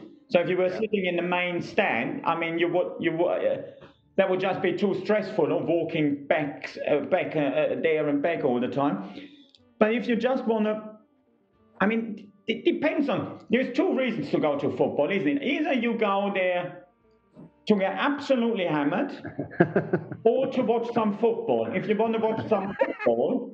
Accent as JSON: {"language": "English", "town": "Hagen", "region": "North Rhine-Westphalia", "country": "Germany", "tie": "born or raised there", "moved": "as an adult", "lives_now": "England", "said": "I grew up in Hagen"}